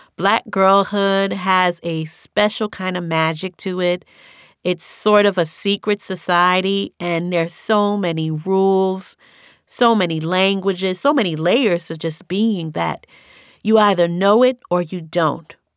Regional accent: New York City, New York, United States; accent: New York; also born or lived in Haiti; I grew up in New York, and this New York accent is very specific

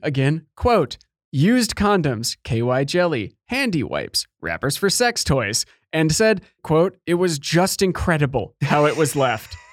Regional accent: Lake Minnetonka, suburban Minnesota, United States; my hometown here.

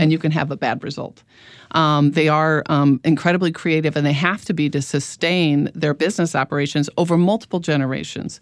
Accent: Midwest, United States; moved away; I'm from the Midwest originally

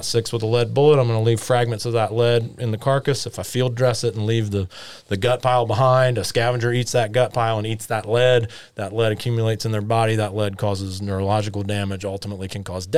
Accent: James Island, South Carolina, United States; I grew up on James Island and had a pair of Mississippi kites nesting in my backyard

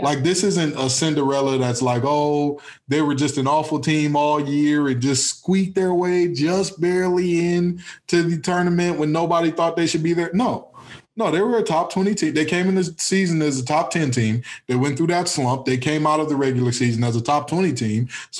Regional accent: Detroit, Michigan, United States; Listen, I am from Detroit, Michigan, just in case you didn't know. I played at Cass Tech.

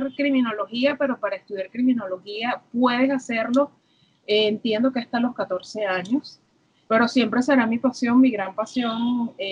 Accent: Los Teques, Miranda, Venezuela; also born or lived in Caracas; yo, una niñita nacida en Caracas, me crié en Los Teques

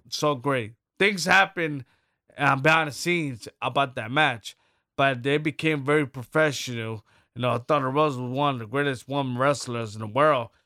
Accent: New York City, New York, United States; I'm from Brooklyn, New York City, from the poor

